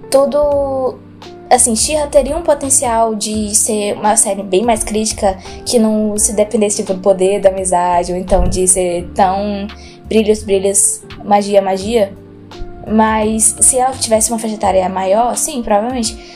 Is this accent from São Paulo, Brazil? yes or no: no; Santa Catarina, Brazil; Eu sou de Santa Catarina, onde faz frio.